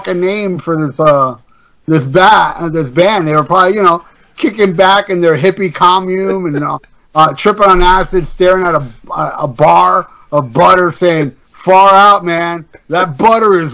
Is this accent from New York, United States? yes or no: yes; Tarrytown, New York, United States; my childhood growing up in Tarrytown, New York